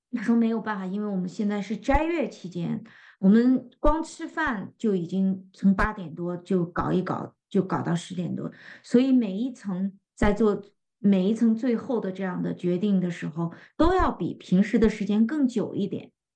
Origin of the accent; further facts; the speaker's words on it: northern China, China; 非常适合我们北方人的胃口